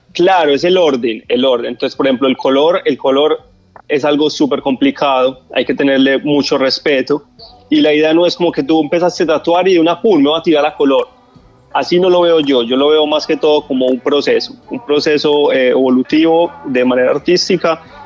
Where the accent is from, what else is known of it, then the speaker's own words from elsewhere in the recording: Medellín, Antioquia, Colombia; moved away as an adult; now in Miami, United States; Yo soy de Colombia, de la ciudad de Medellín. Resido aquí en Estados Unidos aproximadamente de como ocho años